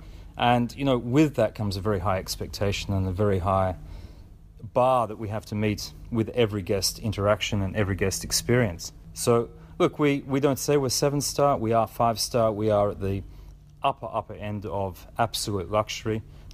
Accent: Australia; Look, I think as an Australian, I had a dream. I had a dream to move offshore, and I followed my dreams. I've probably lived in 9 countries in the last 21 years.

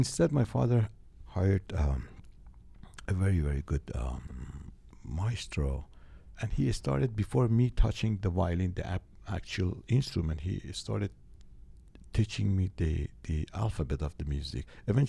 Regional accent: Iran; first language Farsi; English is a second language; This was my first language, and I couldn't write it in Farsi

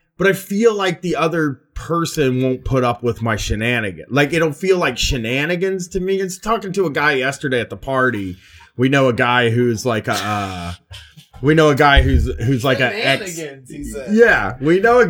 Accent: Columbus, Ohio, United States; I'm from South End people

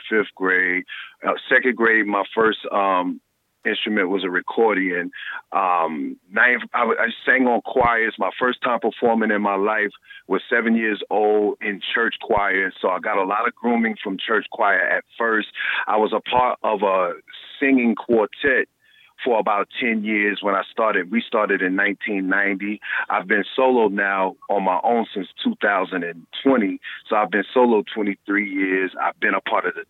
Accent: South Carolina, United States; moved away; also born or lived in New York / Atlanta; I grew up in the South. And, you know, I left down south because, you know, I'm from South Carolina

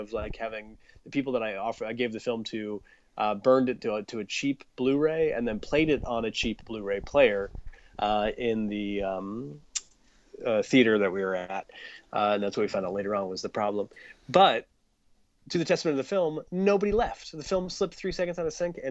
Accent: Akron, Ohio, United States; moved away; my hometown of Akron, Ohio

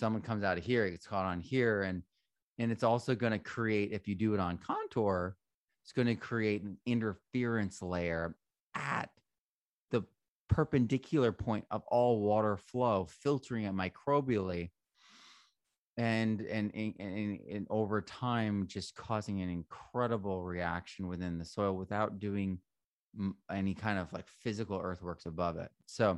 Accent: Vermont, United States; also born or lived in New Hampshire / Connecticut; So I grew up in Vermont, New Hampshire, and Connecticut.

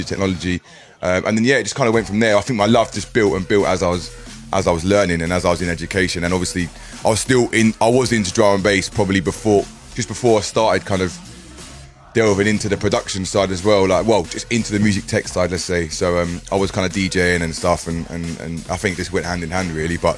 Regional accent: Bedford, East of England, United Kingdom; I'm from Bedford. I live in Bedford. I lived it all my life

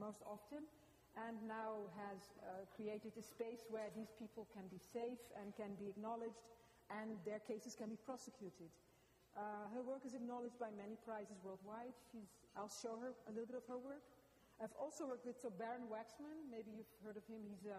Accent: Amsterdam, North Holland, Netherlands; now in Los Angeles, United States; I'm from Amsterdam, and I'm a curator and an artist.

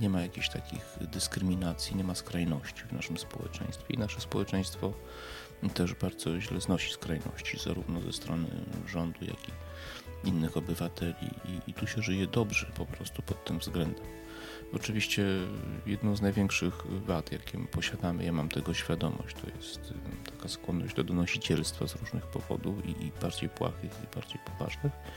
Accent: Poland; jestem Polakiem i cieszę się, że jestem Polakiem i cieszę się, że nie urodziłem się w Niemczech, we Francji, w Anglii czy w Stanach Zjednoczonych, tylko tutaj

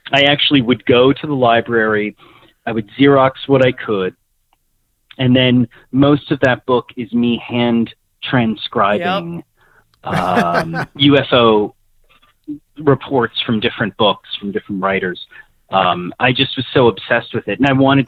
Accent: Nyack, New York, United States; I grew up in Nyack, New York

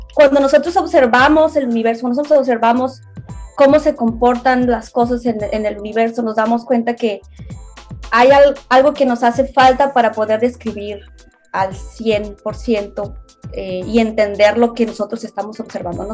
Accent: Hermosillo, Sonora, Mexico; moved away as an adult; now in Tokyo, Japan; originaria de Hermosillo, Sonora

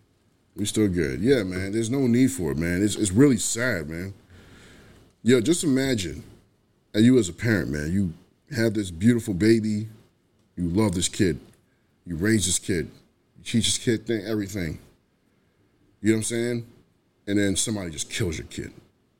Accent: New York City, New York, United States; I grew up in New York, so, you know, it's different for me. I'm from the Bronx, man.

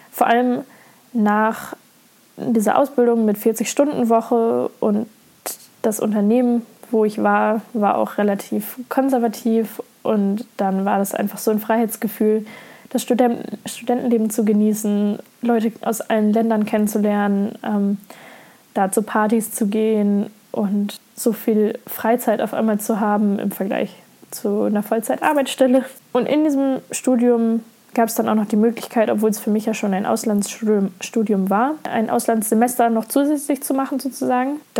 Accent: Lower Saxony, Germany; zwar habe ich den größten Teil meines Lebens in Deutschland verbracht, wo ich auch geboren bin. Äh, ich komme aus Niedersachsen und da habe ich bis zu meinem 22. Lebensjahr gewohnt, immer in derselben Kleinstadt.

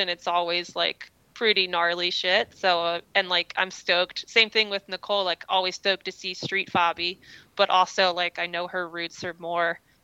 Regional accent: East Coast, United States; I grew up on the East Coast where we didn't really have very many skate parks.

